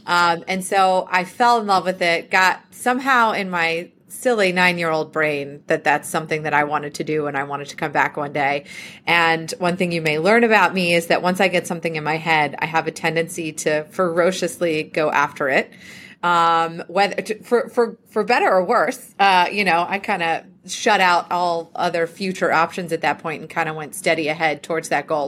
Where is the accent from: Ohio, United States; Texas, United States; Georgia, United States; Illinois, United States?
Georgia, United States; Cumming; also born or lived in Athens, Georgia; I grew up in a, a town about an hour north of Atlanta, um, called Cumming, uh, but most of my family lived in Athens, so Athens is kind of home to me. It's where I went to college. Um, but yes, born and raised in Georgia all the way through college